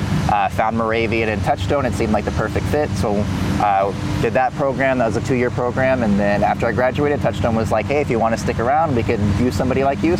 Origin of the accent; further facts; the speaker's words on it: Houston, Texas, United States; moved away as an adult; now in Bethlehem, United States; Yeah, so I grew up mostly in Houston